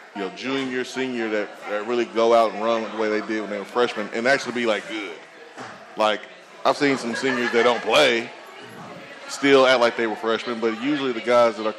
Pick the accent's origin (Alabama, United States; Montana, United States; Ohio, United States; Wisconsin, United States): Alabama, United States; Huntsville; now in Tennessee, United States; I'm from Huntsville